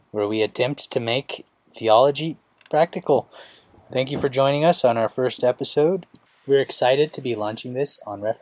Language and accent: English; Washington, United States; moved away as an adult; now in Colorado, United States; And I'm from Washington State.